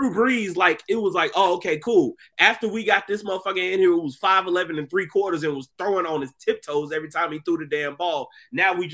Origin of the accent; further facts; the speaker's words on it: Texas, United States; somebody who was born and raised in Texas